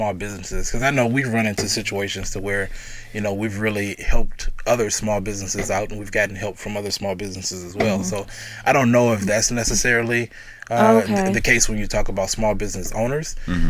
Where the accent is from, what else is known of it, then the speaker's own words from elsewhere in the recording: Louisiana, United States; moved away as an adult; now in Sioux Falls, United States; We're from Louisiana.